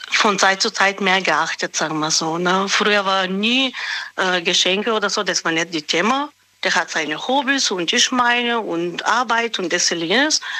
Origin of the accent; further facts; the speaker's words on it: Böhl-Iggelheim, Rhineland-Palatinate, Germany; Böll-Egelheim. Ah, das in der Nähe von Speyer.